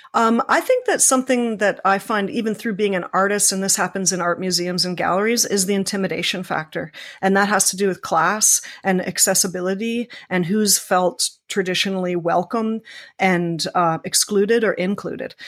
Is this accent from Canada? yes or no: yes; Toronto, Ontario, Canada; I grew up in Scarborough